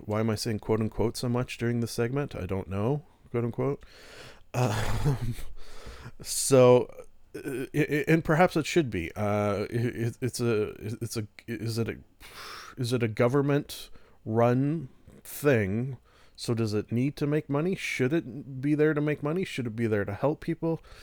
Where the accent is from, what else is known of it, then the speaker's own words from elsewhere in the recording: Canada; being a Canadian